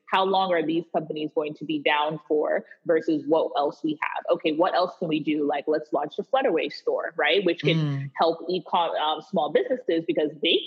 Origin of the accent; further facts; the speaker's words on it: Wisconsin, United States; I was born in Wisconsin